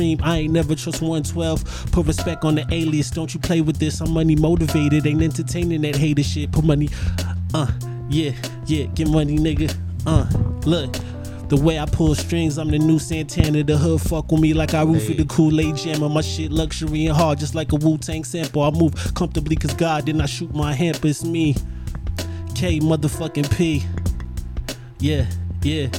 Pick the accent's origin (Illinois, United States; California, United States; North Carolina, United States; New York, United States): California, United States; Los Angeles; I'm from Panorama City.